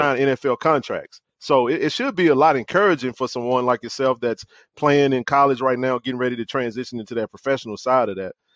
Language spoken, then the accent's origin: English; Jackson, Mississippi, United States; I'm a lifer, born and raised in Jackson.